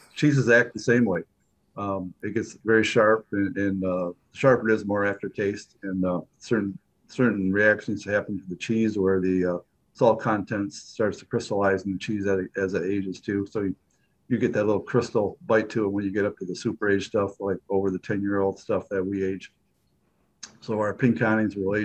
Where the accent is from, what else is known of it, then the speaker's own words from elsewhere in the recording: United States; I was per se born and raised in Pink County